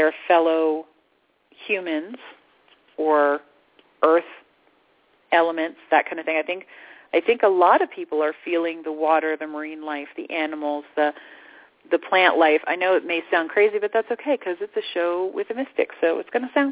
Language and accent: English; Orlando, Florida, United States; moved away; I lived in Orlando. I grew up in Orlando. And I had to move out of Orlando